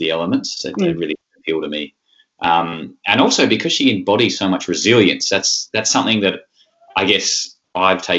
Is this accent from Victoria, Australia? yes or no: no; Tasmania, Australia; I come from Tasmania